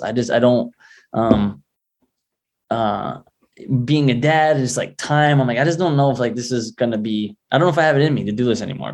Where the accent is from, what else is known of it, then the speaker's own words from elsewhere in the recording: Rhode Island, United States; Rhode Island's a working class state.